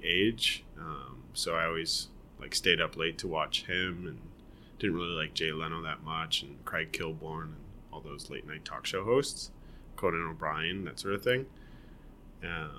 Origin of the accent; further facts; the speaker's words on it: Guelph, Ontario, Canada; also born or lived in Toronto; I grew up in Guelph. I was born in Toronto. Born and raised in Toronto until I was 5, so maybe not raised, and then we moved to Guelph. So I was in Guelph from 5 to 18, basically